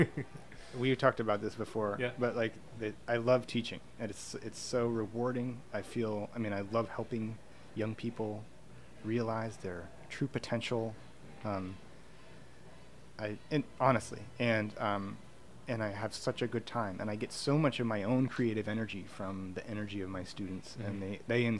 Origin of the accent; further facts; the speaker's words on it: United States; moved away as an adult; now in Vancouver, Canada; I'm from the United States